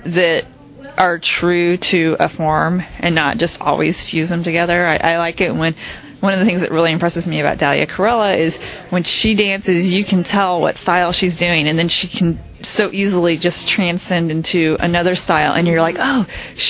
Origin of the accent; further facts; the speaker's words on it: Kansas City, United States; I'm from Kansas City